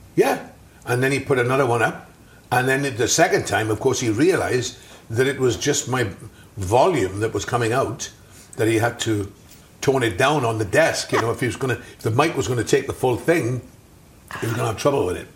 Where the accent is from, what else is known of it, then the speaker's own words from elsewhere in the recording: South Wales, United Kingdom; I grew up in South Wales